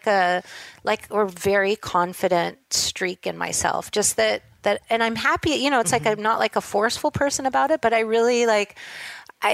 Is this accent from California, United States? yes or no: yes; Los Angeles, California, United States; also born or lived in Hollywood; I grew up in Southern California in, you know, Studio City, and my grandparents had a place in Hollywood